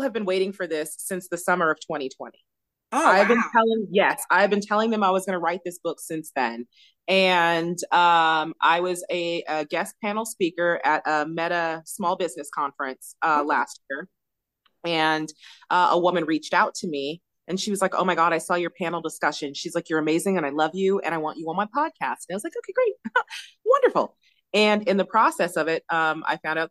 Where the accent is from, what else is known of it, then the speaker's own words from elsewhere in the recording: Los Angeles County, California, United States; now in Birmingham, United States; I am originally from Los Angeles County, California.